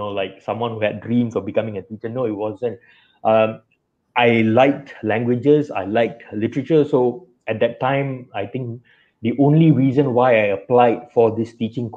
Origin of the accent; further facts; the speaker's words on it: Kuantan, Pahang, Malaysia; I was born and raised in Kuantan, Pahang. I lived there all my life.